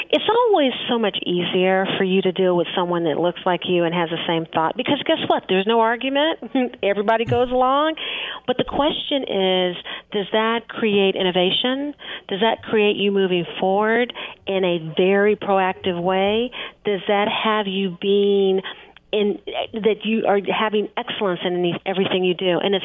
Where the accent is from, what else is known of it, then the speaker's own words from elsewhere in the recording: Kansas City, Missouri, United States; I grew up in Kansas City. I have a different thought pattern. I have a different language pattern.